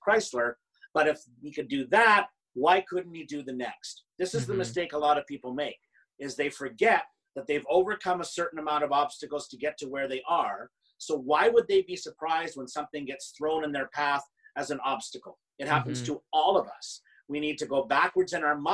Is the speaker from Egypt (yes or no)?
no; Canada; I'm Canadian